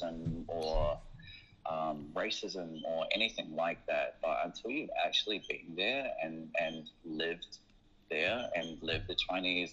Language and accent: English; New Zealand; moved away as an adult; also born or lived in Australia; now in China; I'm originally from New Zealand.